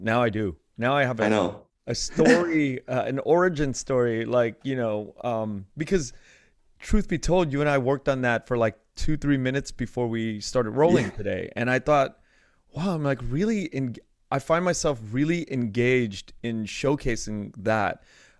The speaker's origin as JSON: {"language": "English", "country": "United States", "tie": "born there", "said": "I was born in the United States."}